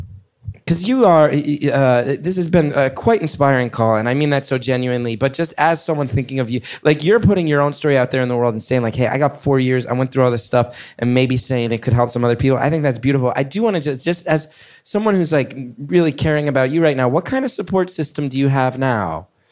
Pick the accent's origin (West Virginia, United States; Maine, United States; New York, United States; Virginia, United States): New York, United States; everybody who listens to this show knows I'm a New Yorker and I'm a liberal